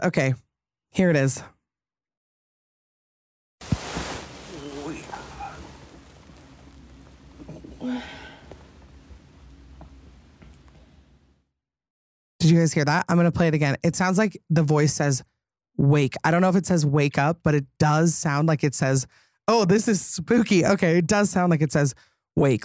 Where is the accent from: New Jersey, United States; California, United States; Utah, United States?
Utah, United States; I'm from Utah